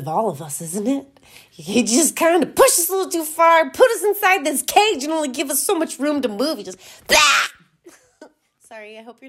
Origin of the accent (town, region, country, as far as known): Utah, United States